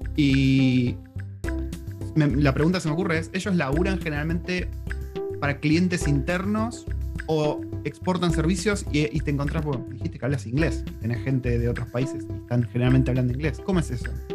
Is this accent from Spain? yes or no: no; Argentina; Yo soy argentino